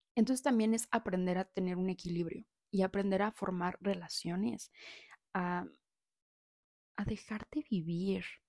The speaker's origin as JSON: {"language": "Spanish", "town": "Saltillo", "region": "Coahuila", "country": "Mexico", "moved": "as an adult", "lives_now": "Puebla, Mexico", "said": "vengo de Saltillo"}